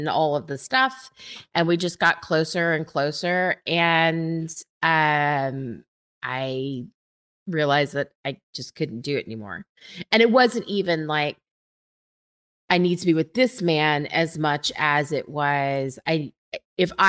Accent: United States; I'm American

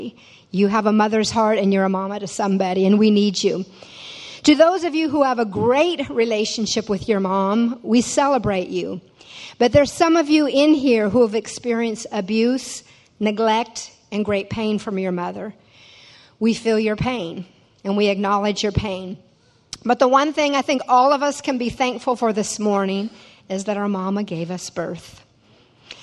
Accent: Tacoma, Washington / Fox Island, United States; moved away as an adult; also born or lived in Fox Island, Washington; now in Louisiana, United States; But I was born in Tacoma, Washington. It's about 30 miles south of Seattle. And lived there till I was 8 years old when my father decided to move about 45 minutes outside of town to a house on a little island called Fox Island.

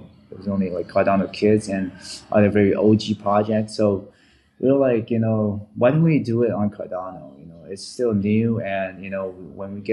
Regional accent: Vancouver, British Columbia, Canada; also born or lived in Taiwan; I grew up in Vancouver, Canada

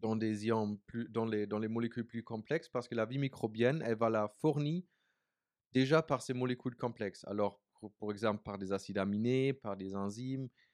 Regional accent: Berlin, Germany; French is a second language; moved away as an adult; also born or lived in New Zealand / United States; now in France; je viens de la ville, je viens de Berlin. Je suis né en Allemagne, à Berlin

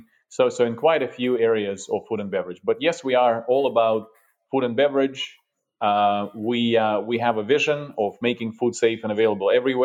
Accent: Russia; also born or lived in Europe; now in United States; I'm originally from Russia

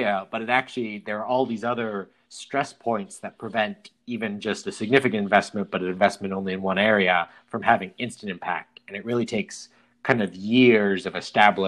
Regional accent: Preston, Idaho, United States; moved away; my hometown, Preston, Idaho, where I grew up

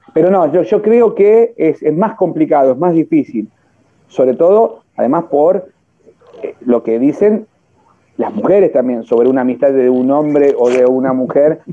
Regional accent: Buenos Aires Province, Argentina; yo soy bonaerense, voy todos los días a Capital, pero pero, soy bonaerense, soy producto del capeluz de la estrada bonaerense

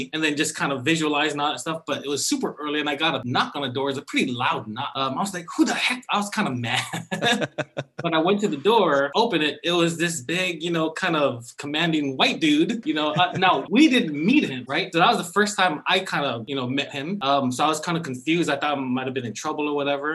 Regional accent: Fagaalu, American Samoa; moved away as an adult; also born or lived in Michigan; now in California, United States; I'm from the village of Fanga'alu, where the hospital is on the island in American Samoa.

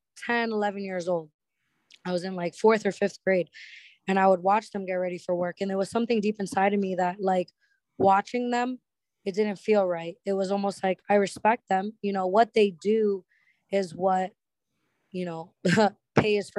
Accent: Lawrence, Massachusetts, United States; now in Orlando, United States; I'm actually from a small town, like a ghetto hood area called Lawrence, Massachusetts, like 20-30 minutes outside of downtown Boston

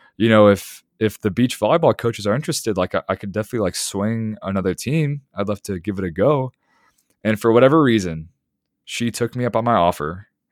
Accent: Chicago, Illinois, United States; moved away as an adult; Growing up where I grew up in the Chicago area

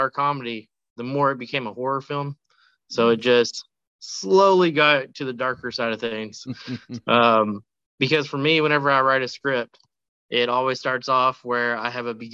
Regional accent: Radcliff, Kentucky, United States; in Radcliffe, Kentucky. This is actually the first feature to ever be filmed in the city. It's my hometown.

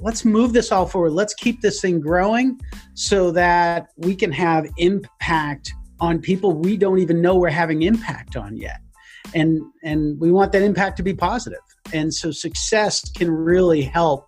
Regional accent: United States; as an American

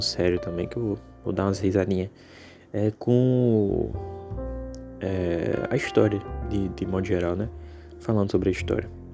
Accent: Natal, Rio Grande do Norte, Brazil; eu sou de Natal, né, do Rio Grande do Norte

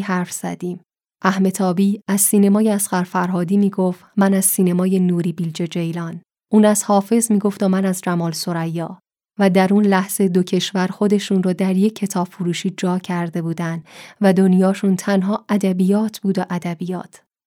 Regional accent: Iran; اهل کجایی جواب میدم ایران

